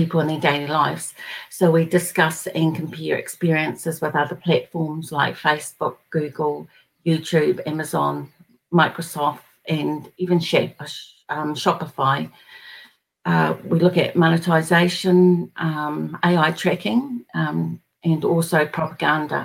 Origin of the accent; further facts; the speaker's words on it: New Zealand; I'm from New Zealand